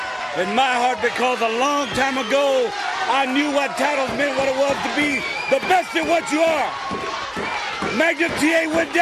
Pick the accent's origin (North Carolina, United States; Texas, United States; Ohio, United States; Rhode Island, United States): Texas, United States; Austin; When I was a kid growing up in Austin, Texas, from the time I came out of the womb, I lived on the east side. I grew up on a street that wasn't paved to a couple years ago.